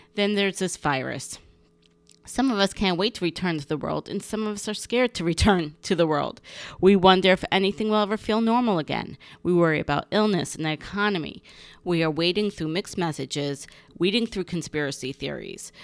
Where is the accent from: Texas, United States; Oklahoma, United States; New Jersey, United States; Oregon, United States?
New Jersey, United States; North Bergen; my hometown of North Bergen, New Jersey, and school where I grew up was wonderful.